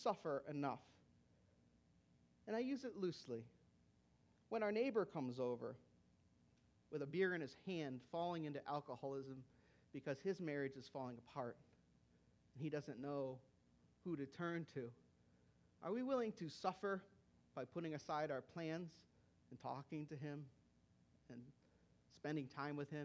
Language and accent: English; United States; As American Christians